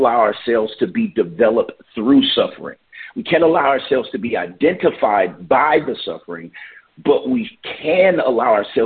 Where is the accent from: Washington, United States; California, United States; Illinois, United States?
California, United States; Oakland; moved away as an adult; now in Vancouver; I am from Oakland, California